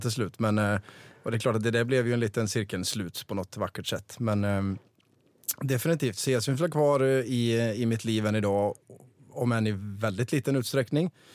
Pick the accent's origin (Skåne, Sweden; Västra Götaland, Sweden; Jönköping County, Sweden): Västra Götaland, Sweden; Vara; jag köpte en, en restaurang på, mm, i Vara, där jag kommer ifrån